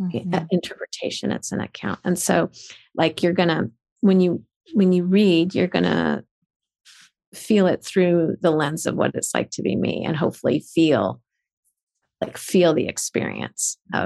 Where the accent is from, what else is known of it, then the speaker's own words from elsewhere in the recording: United States; I was born in America.